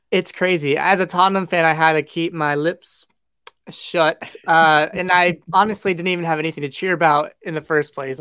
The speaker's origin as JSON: {"language": "English", "country": "United States", "said": "as an American fan"}